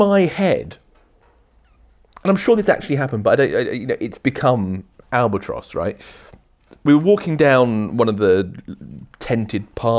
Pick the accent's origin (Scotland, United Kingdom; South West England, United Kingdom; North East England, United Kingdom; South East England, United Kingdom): South West England, United Kingdom; Cornwall; I grew up in Cornwall, so I've always been kind of. I'll put this behind me, shall I? I've always lived rurally.